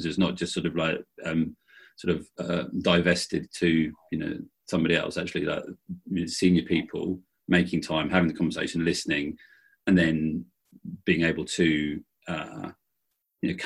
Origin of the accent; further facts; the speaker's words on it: Bracknell, South East England, United Kingdom; I grew up in Bracknell in the UK in the 70s and 80s